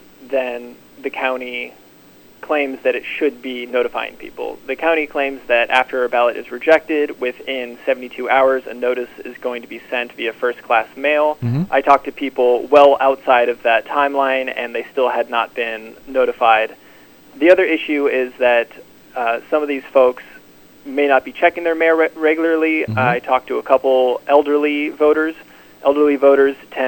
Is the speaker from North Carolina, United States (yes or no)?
yes; North Carolina, United States; I come from North Carolina